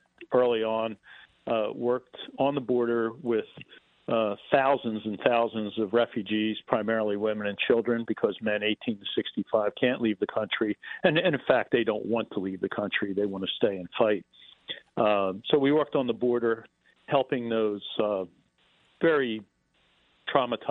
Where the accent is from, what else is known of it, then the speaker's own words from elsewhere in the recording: United States; we're from America